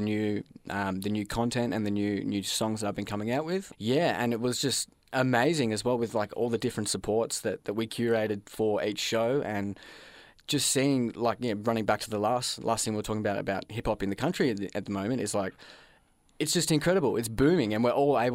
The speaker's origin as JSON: {"language": "English", "town": "Mullumbimby", "region": "New South Wales", "country": "Australia", "moved": "yes", "said": "I moved away from Mullumbimby to pursue my dreams"}